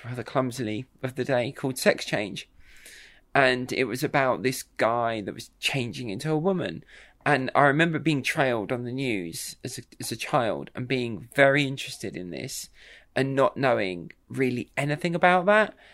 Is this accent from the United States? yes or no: no; Kent, South East England, United Kingdom; moved away as an adult; now in London, United Kingdom; I live in London. I'm originally from Kent, but I've lived in London for, for most of my adult life.